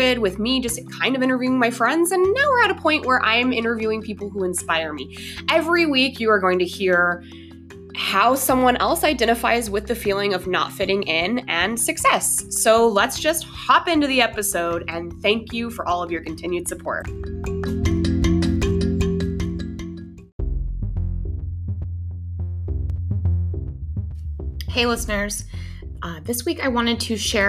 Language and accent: English; Denver, Colorado, United States; moved away; I'm from Denver. I haven't lived in Denver for about 3 years now